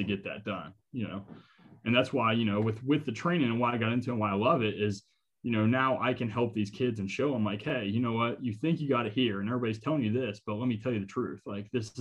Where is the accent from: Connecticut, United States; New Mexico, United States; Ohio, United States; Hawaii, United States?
Ohio, United States; Newark; I'm from Newark, went to Newark Catholic